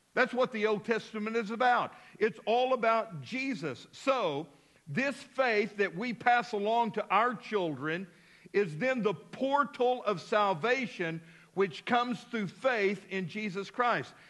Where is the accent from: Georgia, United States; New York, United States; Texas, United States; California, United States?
Texas, United States; Midland; also born or lived in Abilene, Texas; now in Fort Smith, United States; I was a little boy growing up in Midland, Texas